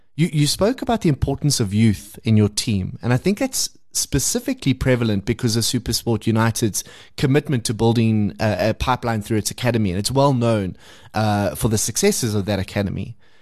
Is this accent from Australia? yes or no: no; South Africa; being South African